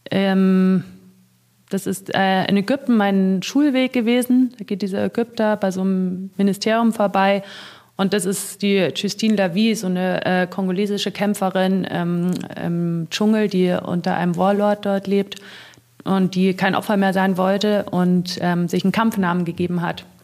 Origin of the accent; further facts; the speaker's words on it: Germany; weil ich bin eine Deutsche und ich glaube, ich war auch die einzige Deutsche jemals, die da gearbeitet hat.